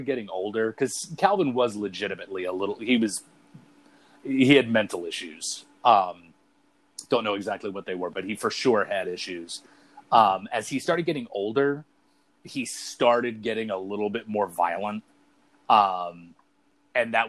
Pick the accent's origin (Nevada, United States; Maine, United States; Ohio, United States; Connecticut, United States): Maine, United States; Brunswick; my hometown here in Brunswick